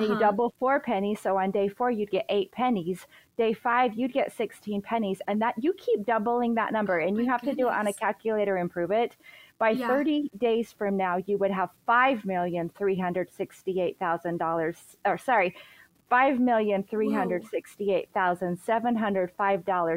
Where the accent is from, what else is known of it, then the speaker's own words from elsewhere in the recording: Utah, United States; we're from Utah